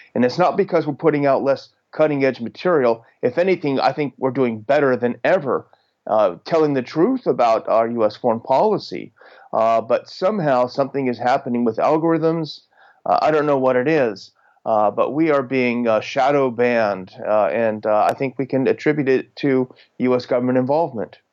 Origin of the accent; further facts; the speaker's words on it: United States; as an American, as a patriotic American